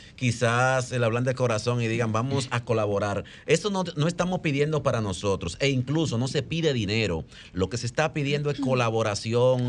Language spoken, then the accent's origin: Spanish; Dominican Republic; now in Spain; estoy en mi país